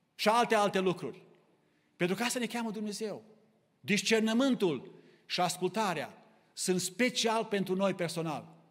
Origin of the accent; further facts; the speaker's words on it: Romania; now in Kitchener, Canada; Noi suntem aici din România, din mai multe locuri